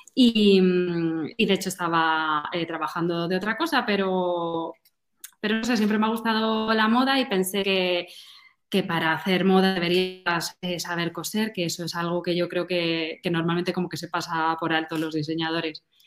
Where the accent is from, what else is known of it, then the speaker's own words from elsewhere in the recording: Madrid, Community of Madrid, Spain; soy de Madrid